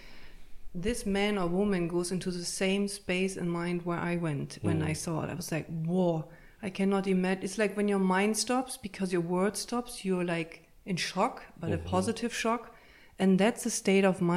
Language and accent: English; Berlin, Germany; moved away as an adult; also born or lived in Münster, Germany; now in Ireland; grew up in Berlin in a big tower.